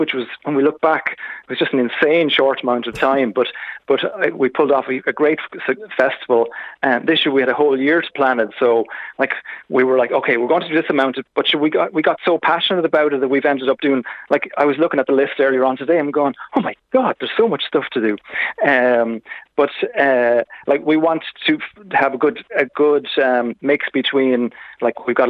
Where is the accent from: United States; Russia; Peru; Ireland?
Ireland; Kilkenny, Leinster; moved away; I'm from Kilkenny originally